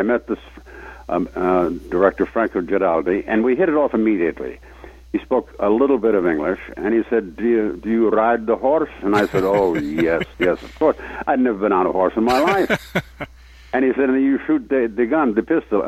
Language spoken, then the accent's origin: English; Miami, Florida, United States; I was raised in Miami, Florida